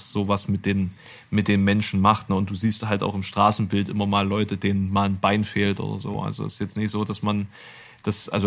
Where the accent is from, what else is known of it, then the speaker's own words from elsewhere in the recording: Germany; also born or lived in Thuringia; als Deutscher gleich ein Krabbeln im Hals.